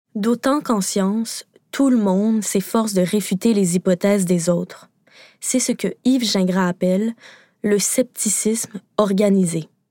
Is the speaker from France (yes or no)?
no; Quebec, Canada; Au Québec, parce que oui, je suis québécoise